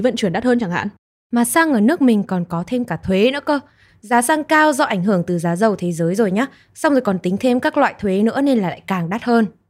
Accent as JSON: {"language": "Vietnamese", "region": "Nghệ An", "country": "Vietnam", "tie": "born or raised there", "moved": "yes", "lives_now": "Hanoi, Vietnam", "said": "quê mình là ở Nghệ"}